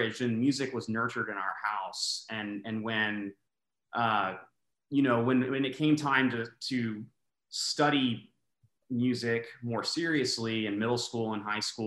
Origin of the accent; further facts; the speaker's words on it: Austin, Texas, United States; now in Houston, United States; I grew up in Austin